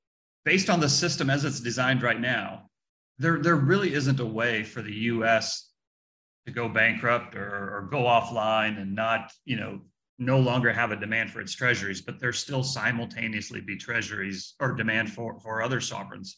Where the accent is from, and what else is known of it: United States